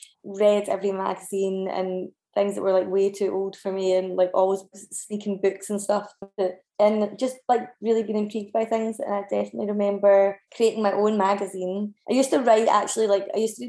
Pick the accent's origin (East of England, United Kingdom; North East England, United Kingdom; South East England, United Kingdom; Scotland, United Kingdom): Scotland, United Kingdom; Kilbarchan; also born or lived in Paisley / Scottish Borders; now in Glasgow, United Kingdom; I grew up in Kilbarkin, which is in Renfrewshire